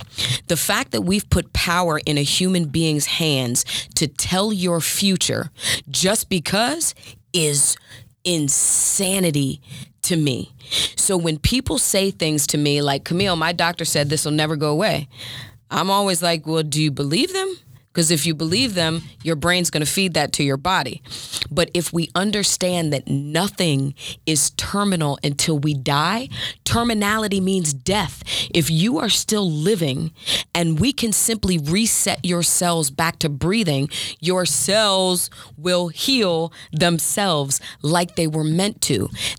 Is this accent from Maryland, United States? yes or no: yes; Maryland, United States; I'm from Maryland.